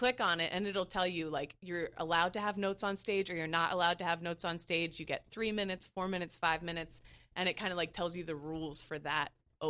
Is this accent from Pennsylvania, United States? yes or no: yes; Lancaster, Pennsylvania, United States; now in New York City, United States; So I can be in my hometown.